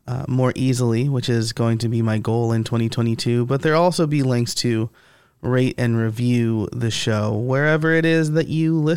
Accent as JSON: {"language": "English", "town": "Middletown", "region": "New York", "country": "United States", "tie": "born or raised there"}